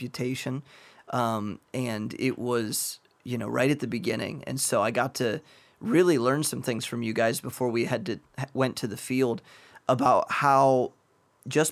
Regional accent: Midwest, United States; I'm from the Midwest.

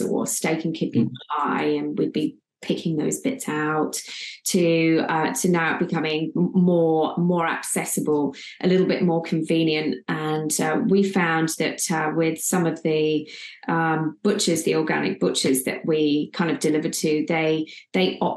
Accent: England, United Kingdom; moved away as an adult; now in Australia; I'm originally English, I've been out in Australia for about 12 years now.

